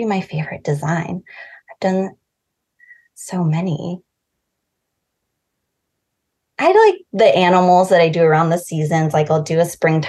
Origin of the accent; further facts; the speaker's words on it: Oregon City, Oregon, United States; it was really far from my hometown in Oregon City